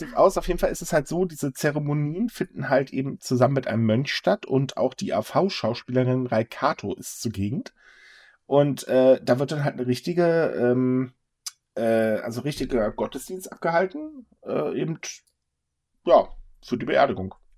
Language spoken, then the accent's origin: German; Northern Germany, Germany; als Norddeutscher